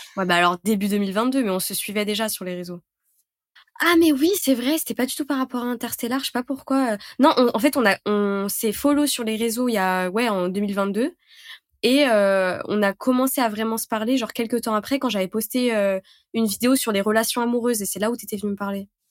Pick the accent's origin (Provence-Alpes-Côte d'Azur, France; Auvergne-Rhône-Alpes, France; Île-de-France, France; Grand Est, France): Auvergne-Rhône-Alpes, France; Lyon; je suis lyonnaise.